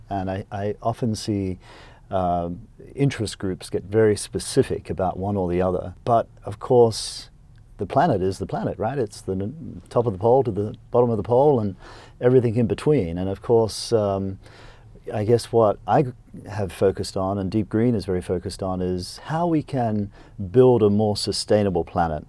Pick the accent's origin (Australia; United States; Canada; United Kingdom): Australia; Queensland; I was born in Australia on a dairy farm, uh, in Queensland. And so I, um, went to small little public school and, uh, went to the local university